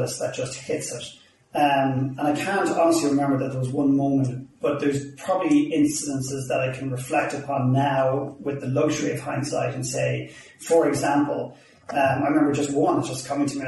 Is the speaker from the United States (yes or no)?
no; Ireland; accent: Irish; now in Vancouver, Canada; I'm Irish